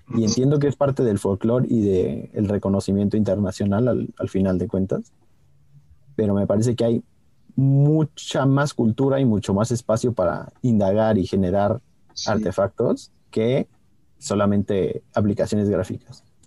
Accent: Mexico

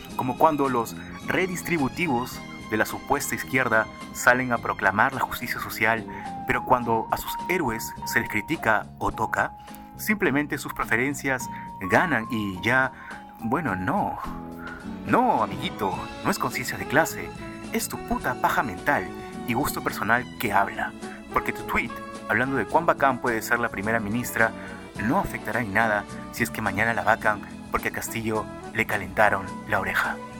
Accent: Peru; El Perú somos todos huevones

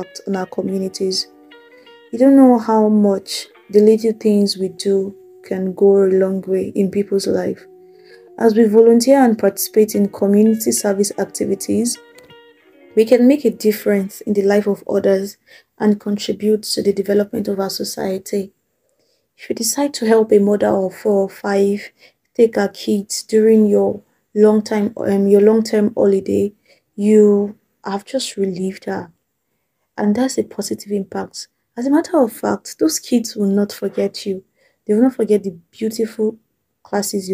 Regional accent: Nigeria; As Nigerian teenagers and young adults

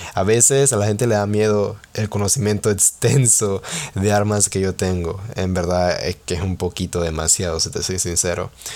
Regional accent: Panama; soy panameño

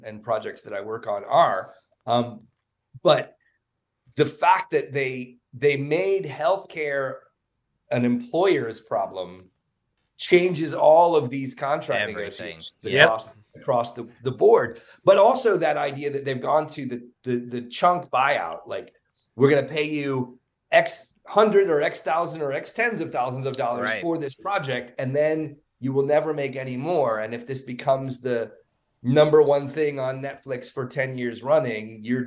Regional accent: Arkansas, United States; now in Dallas, United States; I grew up in Arkansas

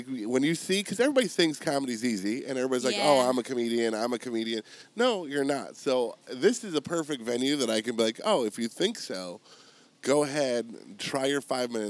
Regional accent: Buffalo, New York, United States; moved away; So I'm originally from Buffalo, New York.

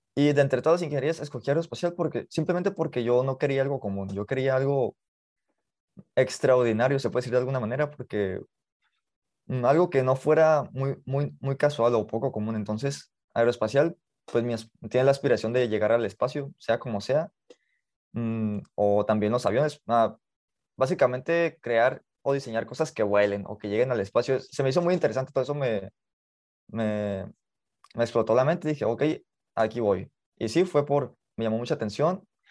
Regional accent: Mexicali, Baja California, Mexico; Nací en Mexicali, Baja California, eh, me he criado aquí

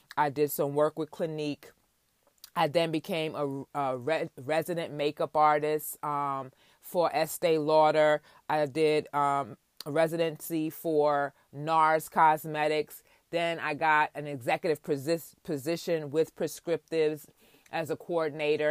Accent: New York City, New York, United States; I was born and raised in Queens, New York, to my parents, of Jamaican descent

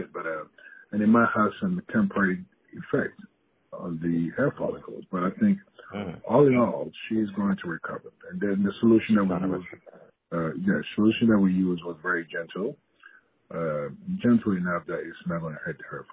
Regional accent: Ghana; moved away as an adult; now in United States; growing up in Ghana

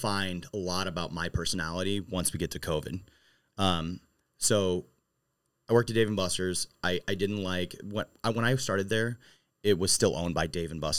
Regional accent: Maryland Heights, Missouri, United States; moved away as an adult; also born or lived in St. Louis; now in St. Charles, United States; So I grew up in Maryland Heights

